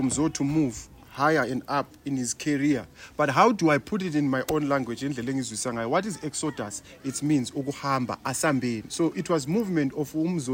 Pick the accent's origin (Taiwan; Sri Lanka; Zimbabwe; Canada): Zimbabwe; Bulawayo; I grew up in Kasi